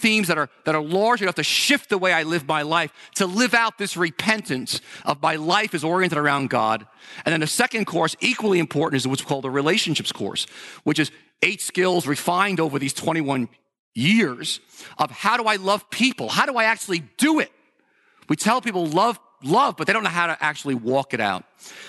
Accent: New York, United States; We're from New Yorkers. We tend to be cynical towards a lot of things.

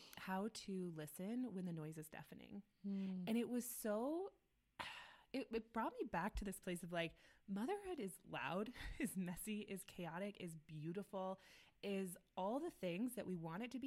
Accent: Midwest, United States; now in Denver, United States; we're moms, we're from the Midwest, like we live in Denver

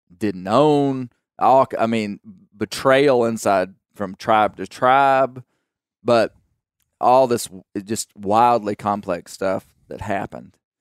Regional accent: United States; I'm an American citizen.

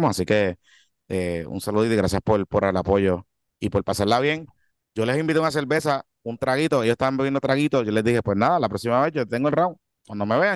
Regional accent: Carolina, Puerto Rico; soy de Carolina.

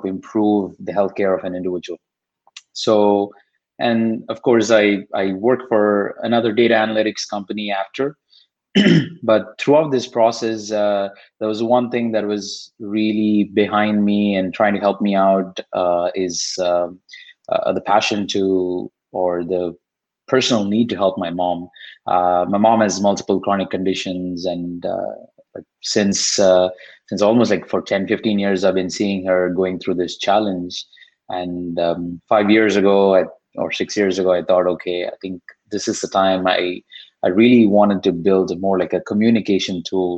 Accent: Chennai, Tamil Nadu, India; first language Tamil; English is a second language; moved away as an adult; now in United States; I'm from Chennai. I spent pretty much all my life in Chennai before coming here

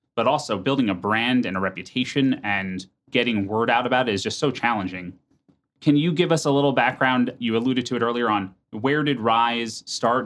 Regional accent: United States; now in Minneapolis, United States; I'm from New York or New Jersey

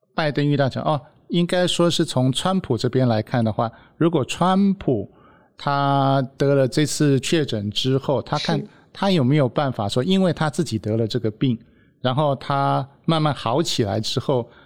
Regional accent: Taiwan; 我们台湾人的看法

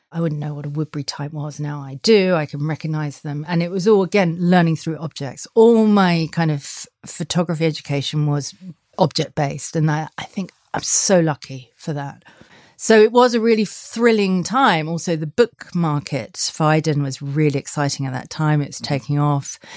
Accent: Sussex, South East England, United Kingdom; moved away; also born or lived in Australia / Paris; No, I grew up in Sussex. I grew up in the countryside

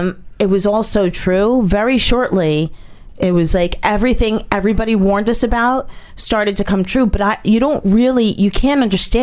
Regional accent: New Jersey, United States; I'm from New Jersey, right? I've never left New Jersey.

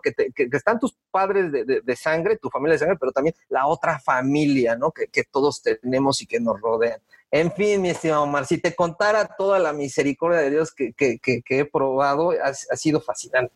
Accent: Mexico City, Mexico; moved away as an adult; also born or lived in Toluca; now in Querétaro, Mexico; nazco en la Ciudad de México, aunque yo me considero 100% queretano

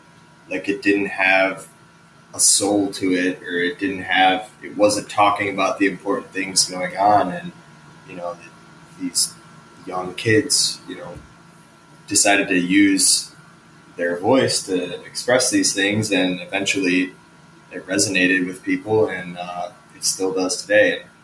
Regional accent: Chicago, Illinois, United States; So I grew up like south of Chicago in the burbs, and then, I moved around a lot when I was younger, and I've consistently kind of moved around since I was like 13. I still live in Chicago.

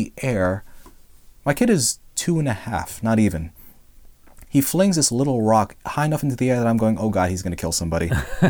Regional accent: Philippines; If you didn't know, I'm Filipino.

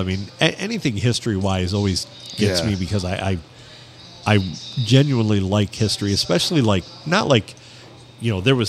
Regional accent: Sandusky, Michigan, United States; I'm from Sandusky.

